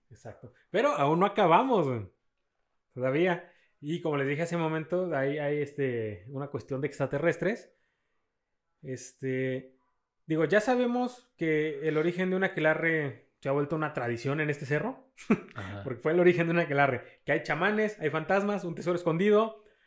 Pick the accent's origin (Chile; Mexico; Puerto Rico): Mexico; somos clase media mexicanos